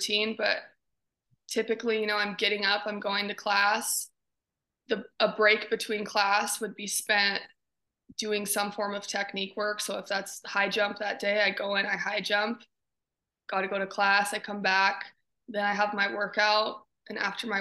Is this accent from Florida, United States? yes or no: no; Butte, Montana, United States; growing up in Butte and that culture is it's just very like hardworking, gritty individuals